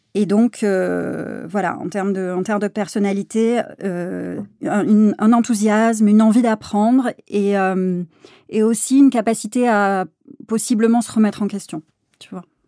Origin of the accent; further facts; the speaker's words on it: south of France, France; moved away as an adult; also born or lived in Aix-en-Provence; now in Paris, France; moi je suis originaire donc du sud de la France. J'ai fait toutes mes études à, Aix-en-Provence